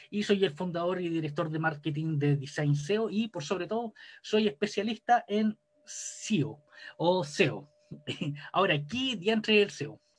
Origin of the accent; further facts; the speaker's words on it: Chile; soy chileno, soy ingeniero en finanzas corporativas